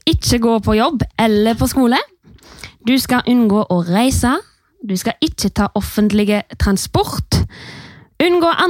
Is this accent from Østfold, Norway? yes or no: no; Haugalandet, Rogaland, Norway; For jeg er jo fra Haugalandet.